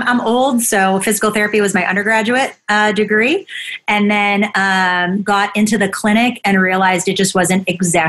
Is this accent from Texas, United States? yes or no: no; Buffalo, New York, United States; I grew up in Buffalo.